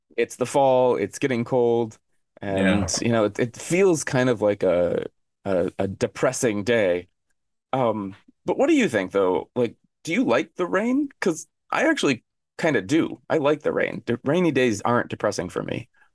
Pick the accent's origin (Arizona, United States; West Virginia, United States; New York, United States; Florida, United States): Arizona, United States; moved away as an adult; now in South Korea; I grew up in Arizona, and Arizona is a desert